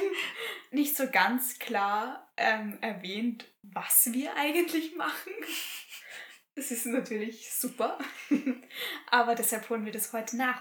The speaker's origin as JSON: {"language": "German", "area": "Graz-Umgebung", "region": "Styria", "country": "Austria", "tie": "born or raised there", "lives_now": "Graz, Austria", "said": "Graz-Umgebung. Ich bin, ich bin ein GUler"}